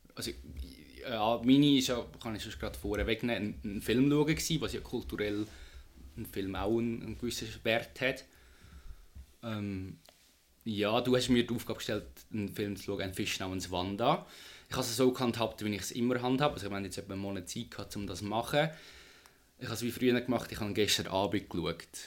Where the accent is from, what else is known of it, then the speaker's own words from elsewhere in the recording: Switzerland; bei uns in der Schweiz